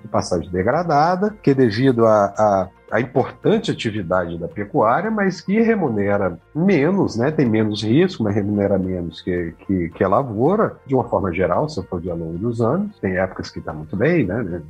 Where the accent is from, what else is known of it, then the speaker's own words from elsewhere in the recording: Brasília, Federal District, Brazil; also born or lived in Maceió, Alagoas; now in Sinop, Brazil; E aos quatro anos é, nos, nos, mudamos para Brasília e fui criado lá